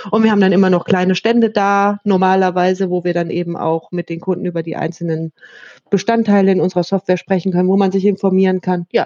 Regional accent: Hanover, Lower Saxony, Germany; Äh, ich komme aus Hannover eigentlich ursprünglich.

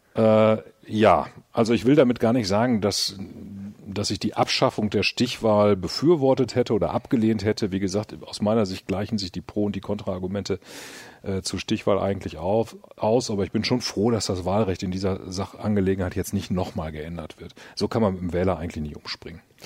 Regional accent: Münster, North Rhine-Westphalia, Germany; komm aus Münster

